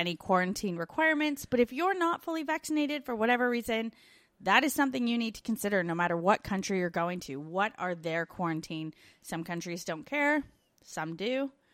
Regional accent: Canada; now in Australia

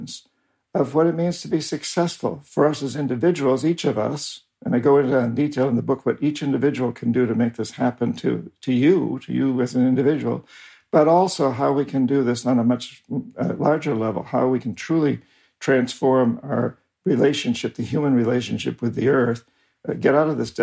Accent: New Hampshire, United States; moved away as an adult; I was raised in New Hampshire, about 300 years of Yankee Calvinists

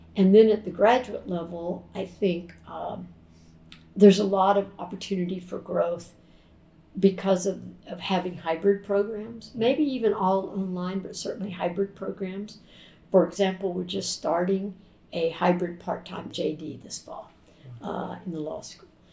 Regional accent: Jacksonville, Florida, United States; growing up in Florida. And during the first 12 years of my life, when we lived in Jacksonville

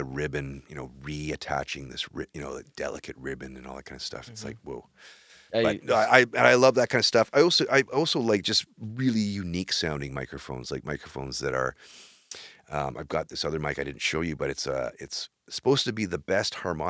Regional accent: Maple Ridge, British Columbia, Canada; also born or lived in Vancouver; now in Kamloops, Canada; I grew up in Maple Ridge.

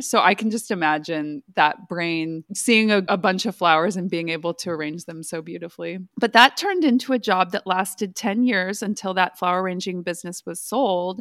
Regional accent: Fresno, California, United States; moved away; I'm from Fresno. So we had four H at my high school.

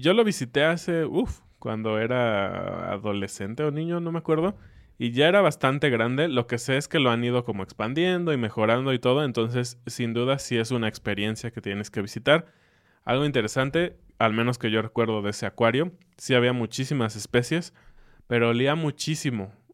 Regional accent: Mexico; para mí como mexicano

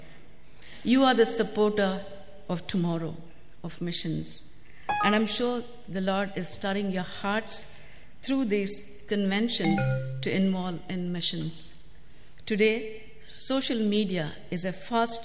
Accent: Bangalore, Karnataka, India; moved away as an adult; also born or lived in North India; I come from Bangalore, India, South India

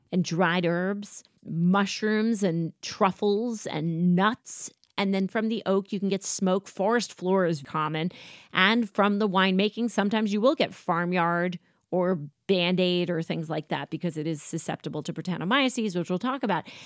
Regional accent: United States; I am an American

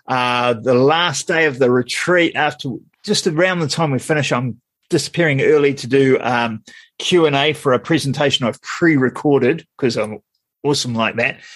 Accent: Wellington, New Zealand; I'm from Wellington

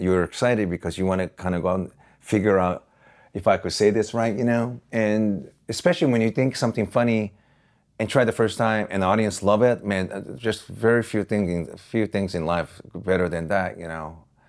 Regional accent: Osaka, Japan; now in Los Angeles, United States; that's my hometown

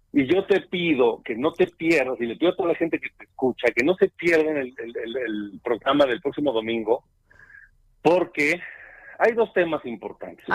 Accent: Mexico; como mexicanos

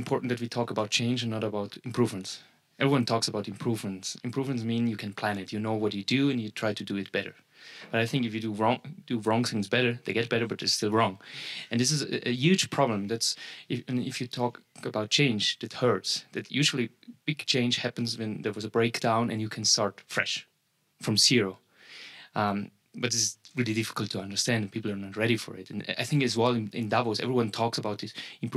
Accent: Vaduz, Liechtenstein; I'm from Vaduz as well

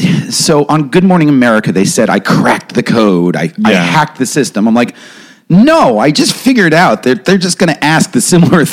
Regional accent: Westchester County, New York, United States; I'm from Westchester County, New York, right across the river.

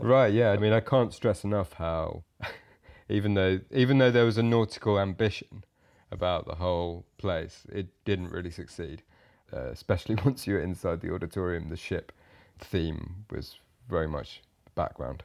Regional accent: Ipswich, East of England, United Kingdom; I grew up in Ipswich, which is a fairly, um, bog standard British town

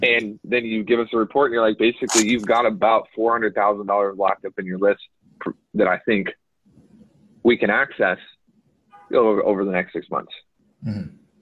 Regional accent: United States; accent: American; I guess I do have an accent, but it's not. It's not a cool accent. It's like an American accent.

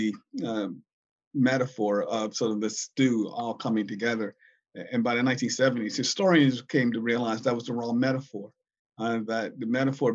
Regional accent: Virginia, United States; now in Michigan, United States; I'm a kid of the South. I was born in Virginia in 1955

